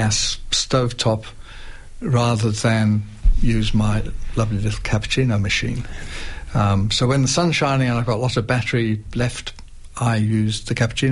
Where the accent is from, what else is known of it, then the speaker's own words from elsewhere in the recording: United Kingdom; also born or lived in North Melbourne; now in Macedon Ranges, Australia; I'm British